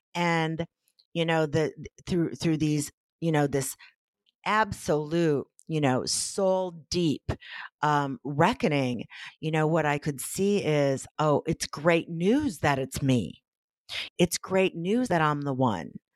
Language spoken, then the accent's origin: English; Midwest, United States; moved away as an adult; also born or lived in Los Angeles; we're from the Midwest